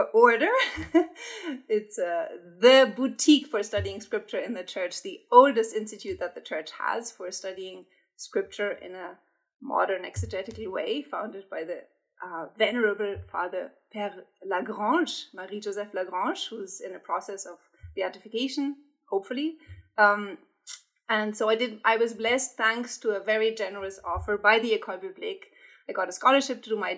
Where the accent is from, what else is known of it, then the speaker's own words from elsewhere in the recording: Germany; accent: German; English is a second language; moved away as an adult; now in United States; I'm from Germany, as you will pick up from my accent. I was born and brought up in Germany